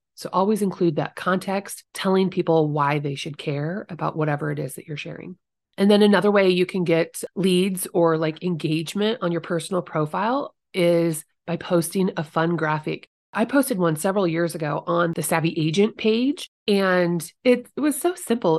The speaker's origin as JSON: {"language": "English", "town": "Guthrie Center", "region": "Iowa", "country": "United States", "tie": "born or raised there", "said": "my hometown, little tiny Guthrie Center."}